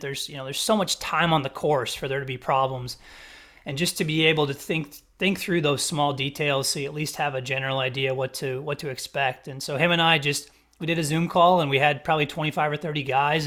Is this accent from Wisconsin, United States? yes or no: yes; Wisconsin, United States; now in South Carolina, United States; I'm not from this area of South Carolina. I'm from Wisconsin